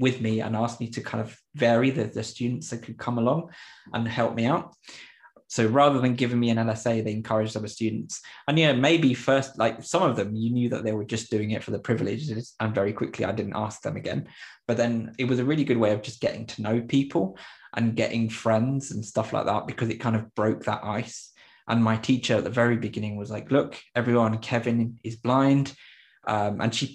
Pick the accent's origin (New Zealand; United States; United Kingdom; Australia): United Kingdom; England; English is a second language; also born or lived in Popayán, Colombia; when I was about 9 years old, I came back to England again. So definitely a real mix. And I had to relearn all of my English when I came back from Colombia after living there a few years